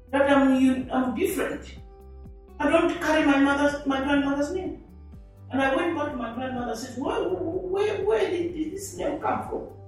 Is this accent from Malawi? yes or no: yes; Malawi; And so I was born in Malawi 67 years ago